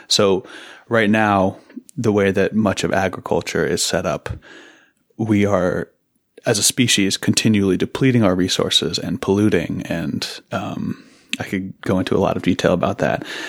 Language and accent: English; Seattle, Washington, United States; also born or lived in Massachusetts; I grew up in Seattle.